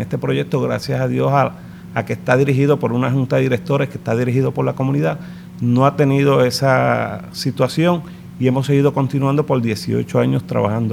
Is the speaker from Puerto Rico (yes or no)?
yes; San Juan, Puerto Rico; realmente nací en Lloren Torres, en el Hospital de la 22